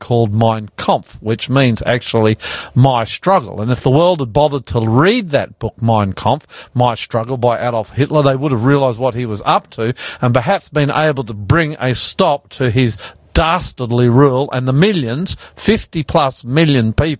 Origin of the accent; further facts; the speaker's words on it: Australia; I'm …